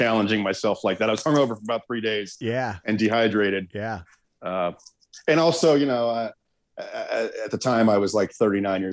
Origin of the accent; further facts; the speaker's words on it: Arizona, United States; I come from a long line of Arizonans